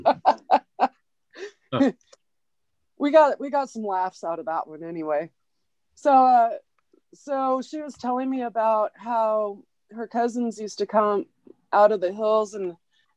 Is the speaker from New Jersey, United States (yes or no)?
no; Oregon, United States; I'm from Oregon. Like, I'm from there.